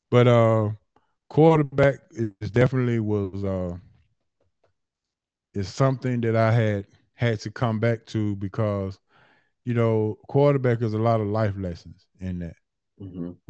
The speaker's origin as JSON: {"language": "English", "town": "Atlanta", "region": "Georgia", "country": "United States", "tie": "born or raised there", "said": "born and raised in Atlanta. Born and raised in Atlanta. Uh, I always represent Bankhead. Uh, that's that's where I, that's my that's my stomping ground. So uh, born and raised in Atlanta"}